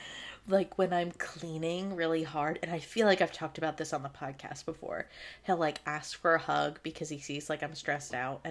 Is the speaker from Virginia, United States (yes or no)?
yes; Virginia, United States; We are from Virginia.